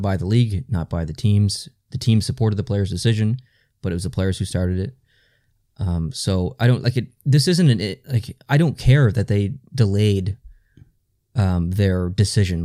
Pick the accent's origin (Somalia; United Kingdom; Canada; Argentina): Canada; we are Canadian, so we're not used to that at all